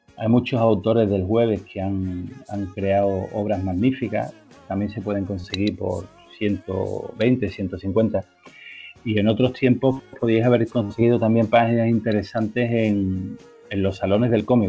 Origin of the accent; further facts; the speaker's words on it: Spain; nosotros que somos españoles